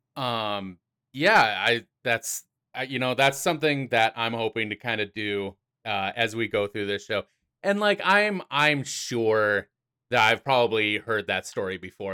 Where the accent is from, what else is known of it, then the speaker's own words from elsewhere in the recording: South Dakota, United States; I am from the Mount Rushmore state of South Dakota.